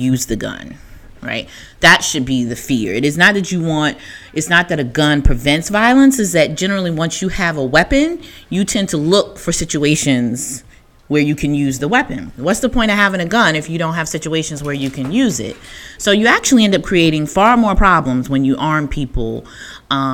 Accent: the South, United States; moved away; I'm from the South and my people are country.

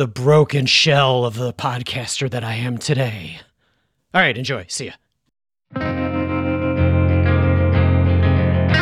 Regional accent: Chicago, Illinois, United States; artists from my hometown

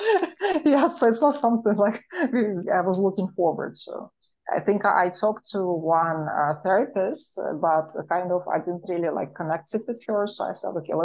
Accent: Moscow, Russia; accent: Russian; English is a second language; moved away; my Russian accent

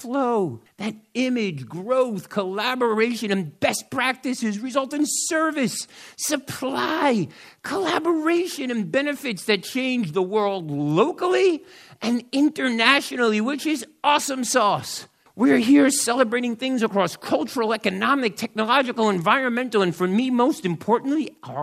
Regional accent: New York City, New York, United States; I am from New York, New York City. This little slice of heaven, the South Bronx, is my home, right there.

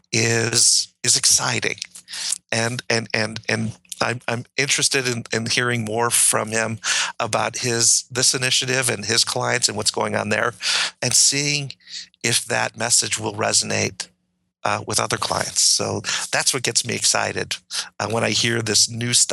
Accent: Detroit, Michigan, United States; I grew up in Detroit

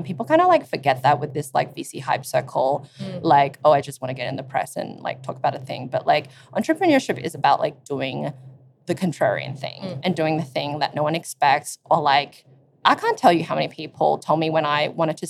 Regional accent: Sydney, New South Wales, Australia; we're both from Sydney and the single sex schools are really prevalent there

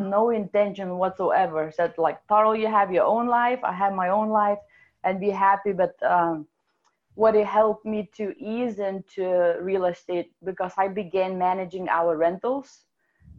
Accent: Lithuania; accent: European / Russian; English is a second language; moved away as an adult; now in Seattle, United States; I came to Seattle about 15 years ago from Lithuania. It's one of the Soviet republics. So my amazing accent is actually European / Russian

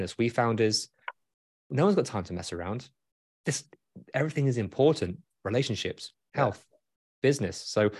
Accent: United Kingdom; accent: British; my British accent

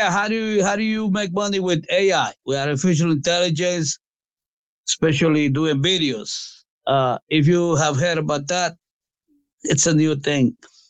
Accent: Guatemala; now in Allentown, United States; I was born in Guatemala. That's the next country after Mexico.

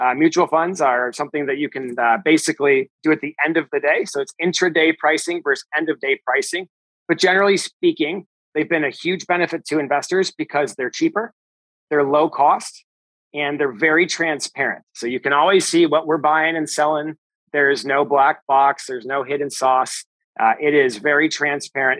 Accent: Chicago, Illinois, United States; I'm from Chicago, grew up in the big city

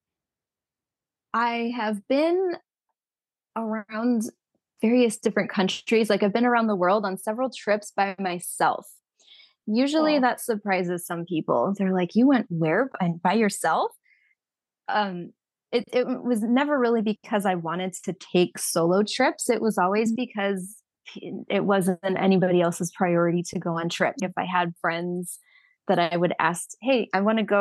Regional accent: Southern California, United States; now in Arizona, United States; I'm from Southern California

